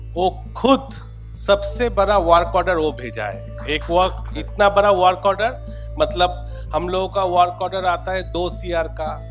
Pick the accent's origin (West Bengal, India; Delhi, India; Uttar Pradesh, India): West Bengal, India; Kolkata; मैं कलकत्ता से हूँ